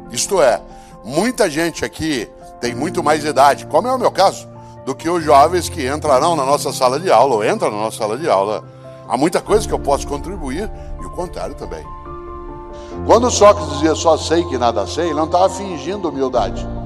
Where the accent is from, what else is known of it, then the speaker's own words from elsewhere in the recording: Londrina, Paraná, Brazil; born there; now in São Paulo, Brazil; Eu nasci em Londrina, como disse, me mudei para São Paulo com a família há 52 anos.